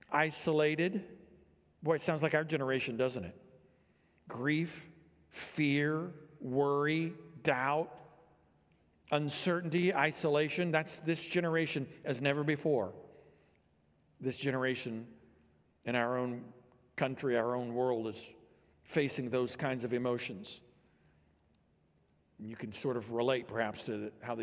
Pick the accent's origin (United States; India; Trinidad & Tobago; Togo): United States; Illinois; I grew up here in Illinois, and so I was not around mountains